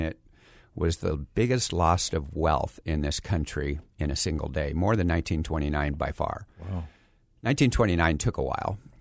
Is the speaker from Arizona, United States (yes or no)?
yes; Phoenix, Arizona, United States; also born or lived in San Diego, California; I grew up here in Phoenix